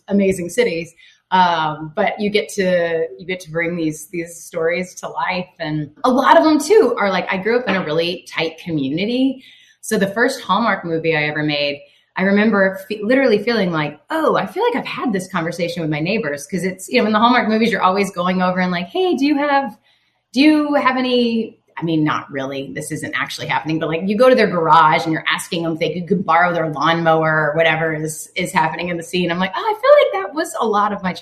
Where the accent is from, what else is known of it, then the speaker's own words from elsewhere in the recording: Tennessee, United States; moved away; I grew up in Tennessee